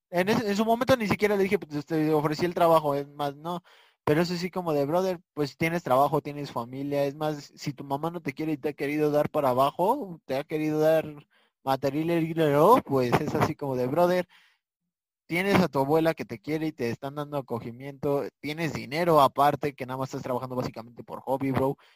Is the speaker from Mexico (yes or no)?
no; Puerto Rico; se decía desde de que yo vivía en la calle, yo me crié en Puerto Rico